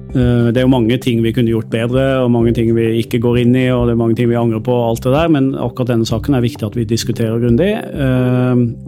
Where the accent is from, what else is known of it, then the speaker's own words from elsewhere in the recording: Sørlandet, Southern Norway, Norway; Jeg er jo fra Sørlandet